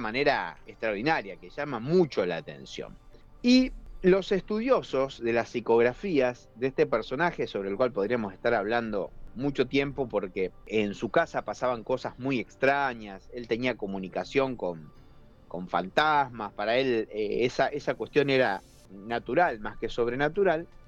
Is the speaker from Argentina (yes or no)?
yes; Argentina